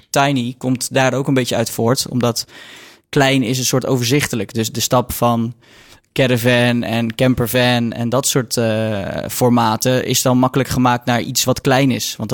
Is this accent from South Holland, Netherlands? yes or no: yes; Waddinxveen, South Holland, Netherlands; moved away as an adult; also born or lived in Mechelen; now in 's-Hertogenbosch, Netherlands; ik heb zelf altijd in Waddingsveen gewoond. Dus okay. een dorpje